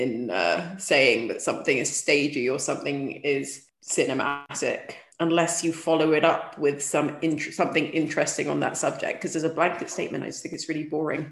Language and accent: English; Sudan; moved away; growing up in Sudan, like, life was confined to very few locations